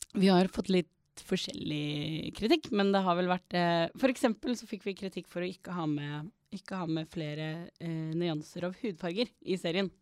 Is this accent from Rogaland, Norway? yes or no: yes; Stavanger, Rogaland, Norway; jeg vokste opp i Stavanger